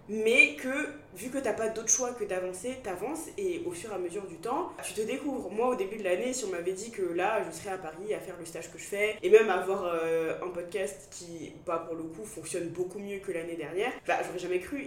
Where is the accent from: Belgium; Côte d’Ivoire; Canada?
Côte d’Ivoire; first language French; moved away; also born or lived in Bordeaux, France / England; j'ai grandi en Côte d'Ivoire